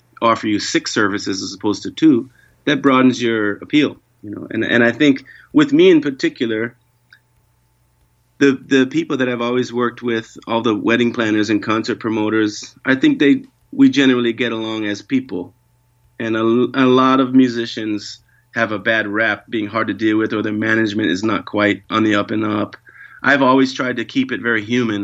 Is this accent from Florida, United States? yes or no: no; New York, United States; now in Hawaii, United States; I grew up in New York